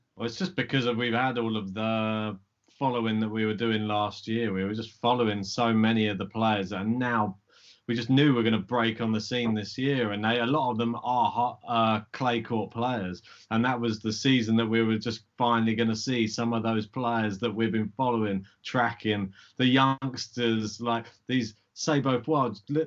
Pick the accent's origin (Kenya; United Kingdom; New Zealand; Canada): United Kingdom; we're British